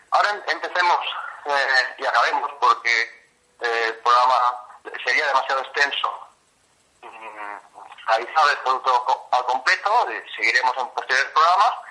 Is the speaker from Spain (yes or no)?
yes; Catalonia, Spain; yo que soy catalán